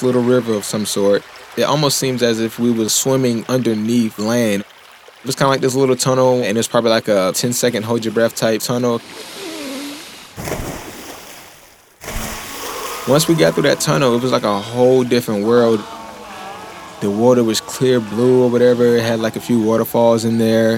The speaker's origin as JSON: {"language": "English", "region": "South Carolina", "country": "United States", "said": "I'm a second class engine man in the United States Navy, and I'm from South Carolina"}